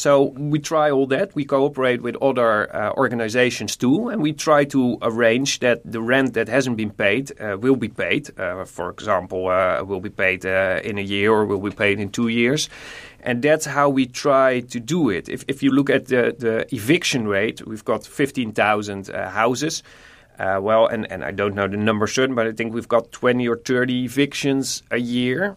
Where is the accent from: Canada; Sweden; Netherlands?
Netherlands; Nijmegen, Gelderland; I'm from Nijmegen